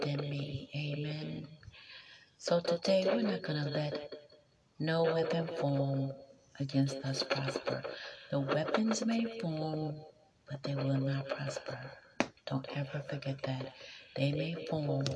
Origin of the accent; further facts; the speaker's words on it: Maryland, United States; moved away as an adult; now in New York, United States; I was born on a military base, Aberdeen Proving Grounds, Maryland. I went to school in Maryland. I went to college in Maryland.